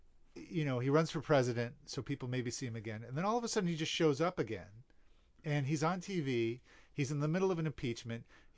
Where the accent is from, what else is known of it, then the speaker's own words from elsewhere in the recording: New York, United States; also born or lived in Baltimore; now in San Diego, United States; I grew up in New York, and people who in New York have a certain perception of Rudy. But, you know, I realized living here in San Diego, outside of New York